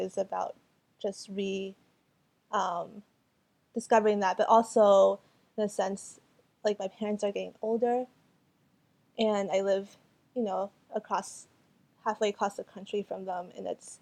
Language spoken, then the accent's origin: English; Fort Myers, Florida, United States; first language Cantonese; English is a second language; moved away as an adult; also born or lived in Albuquerque, New Mexico; now in Madison, United States; the community that I grew up in Florida, in Fort Myers, Florida